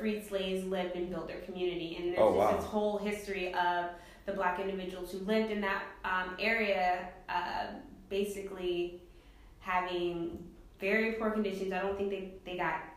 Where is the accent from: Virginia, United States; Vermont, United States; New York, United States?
Virginia, United States; I grew up in Virginia